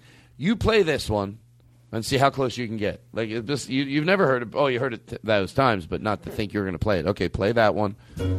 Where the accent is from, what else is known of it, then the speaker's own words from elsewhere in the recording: Florida, United States; So anyway, I grew up in Florida.